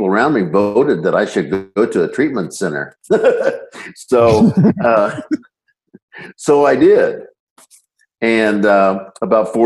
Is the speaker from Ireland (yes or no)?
no; Northeast Indiana, United States; I grew up in Northeast Indiana